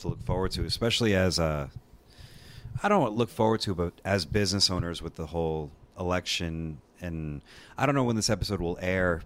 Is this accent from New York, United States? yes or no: yes; New York, United States; moved away; I grew up in New York and a very democratic state